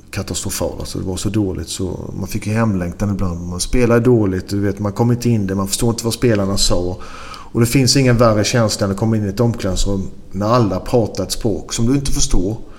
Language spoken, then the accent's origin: Swedish; Sweden; moved away; also born or lived in Belgium / Greece; hemma i Sverige